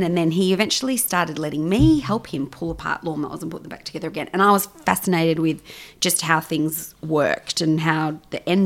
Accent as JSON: {"language": "English", "town": "Sydney", "region": "New South Wales", "country": "Australia", "moved": "yes", "lives_now": "Melbourne, Australia", "said": "I am originally from Sydney"}